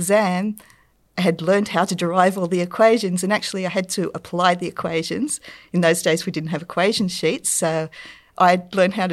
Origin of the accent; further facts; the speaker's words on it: Newcastle, New South Wales, Australia; I grew up in Newcastle, so there was a lot of industry there